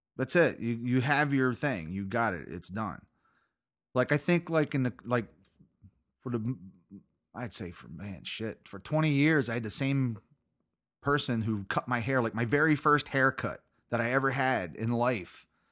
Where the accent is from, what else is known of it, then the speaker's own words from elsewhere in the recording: United States; I'm an American